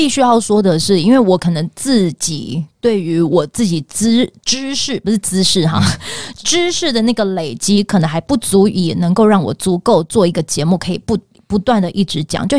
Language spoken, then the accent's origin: Chinese; Pingtung County, Taiwan; 因为我是屏东人，哦，所以我希望首发团从屏东出发。